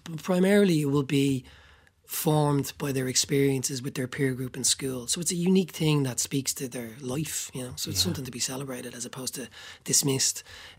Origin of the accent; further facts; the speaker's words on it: Dublin, Leinster, Ireland; I grew up in Talla.